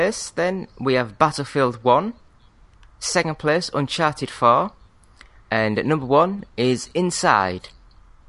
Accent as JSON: {"language": "English", "region": "Yorkshire and the Humber", "country": "United Kingdom", "said": "I'm from Yorkshire."}